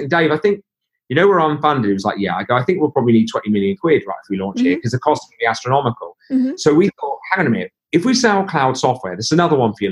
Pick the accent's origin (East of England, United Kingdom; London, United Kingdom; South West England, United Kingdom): East of England, United Kingdom; Norwich; We're people from Norwich